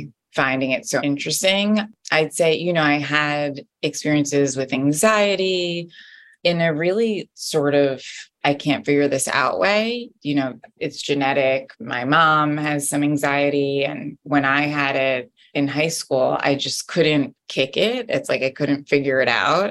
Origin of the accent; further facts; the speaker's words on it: Jersey Shore, New Jersey, United States; moved away as an adult; also born or lived in Washington, District of Columbia, United States; now in New York City, United States; I'm from New Jersey, Jersey Shore